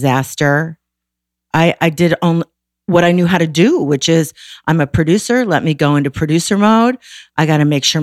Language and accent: English; Waukegan, Illinois, United States; I grew up in Waukegan